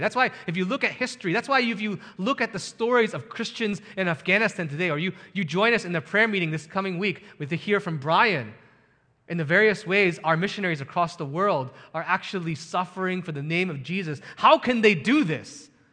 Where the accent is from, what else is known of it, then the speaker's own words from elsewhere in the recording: United States; as an American